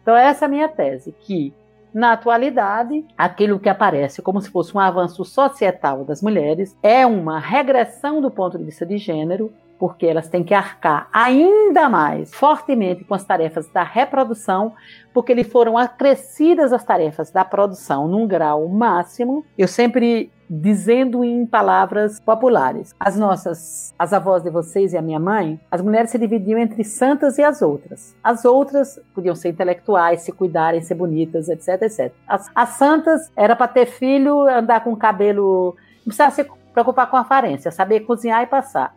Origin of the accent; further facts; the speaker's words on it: Bahia, Brazil; moved away as an adult; also born or lived in São Paulo; Eu saí da Bahia aos 19 anos de idade para não morrer de fome, fui para São Paulo